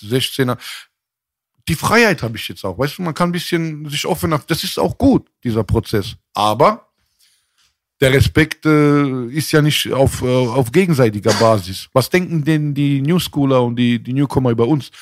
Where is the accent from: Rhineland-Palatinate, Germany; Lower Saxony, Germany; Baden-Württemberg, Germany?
Baden-Württemberg, Germany; Mannheim; also born or lived in Frankfurt; ich bin in Frankfurt geboren und in Mannheim aufgewachsen